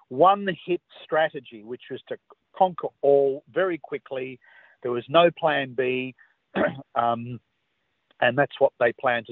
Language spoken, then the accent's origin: English; Australia; we're a funny lot, Australians.